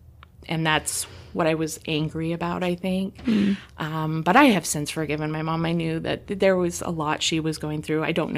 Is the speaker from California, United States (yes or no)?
yes; California, United States; now in Ohio, United States; That I was from California?